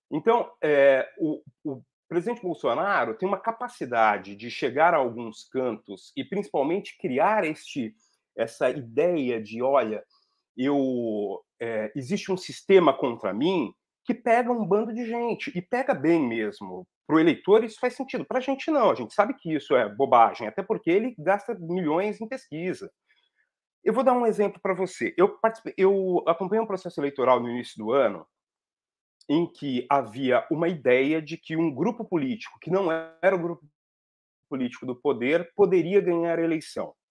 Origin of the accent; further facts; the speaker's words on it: Brazil; Eu sou brasileiro